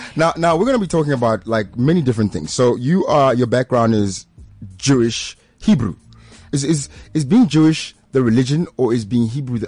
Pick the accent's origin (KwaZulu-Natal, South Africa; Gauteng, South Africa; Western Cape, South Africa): Gauteng, South Africa; Pretoria; I grew up in Pretoria the time, like in the 80s